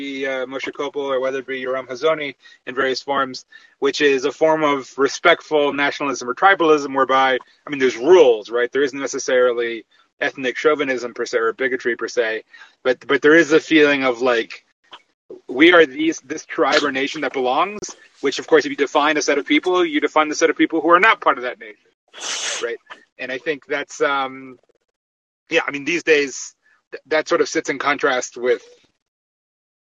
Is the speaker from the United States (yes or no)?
yes; Miami, Florida, United States; I was raised in Miami